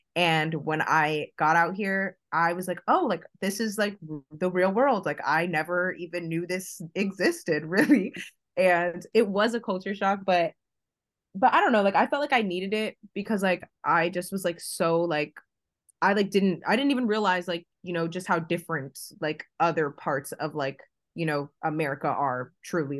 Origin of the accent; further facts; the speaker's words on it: Fort Lauderdale, Florida, United States; moved away; I'm originally from, like, South Florida, like, Fort Lauderdale, Miami area